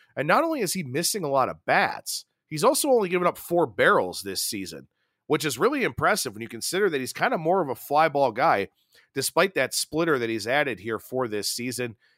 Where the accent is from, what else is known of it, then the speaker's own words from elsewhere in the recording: Ohio, United States; the Buckeye State, my home state